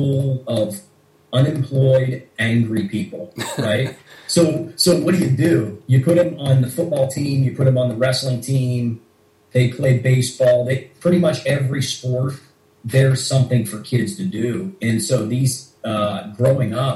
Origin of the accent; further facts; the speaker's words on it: Pittsburgh, Pennsylvania, United States; also born or lived in Oklahoma / Boston, Massachusetts; now in Washington, D.C., United States; I grew up in Pittsburgh, Pennsylvania. And where I'm from, pretty much everybody wrestled right out of the womb